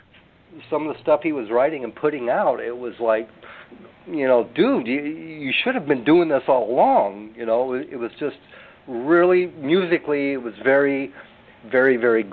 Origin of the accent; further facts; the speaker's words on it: California, United States; accent: Americanized; moved away as an adult; now in Philippines; No, I was actually born and raised in California